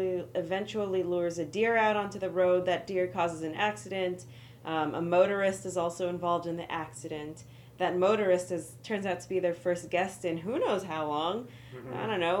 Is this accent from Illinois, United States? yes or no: no; California, United States; I'm from California.